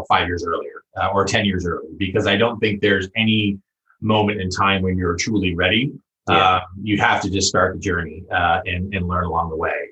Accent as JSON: {"language": "English", "town": "San Diego", "region": "California", "country": "United States", "tie": "born or raised there", "moved": "as an adult", "lives_now": "Bay Area, United States", "said": "I was fortunate enough to grow up in Southern California, San Diego, and specifically La Jolla."}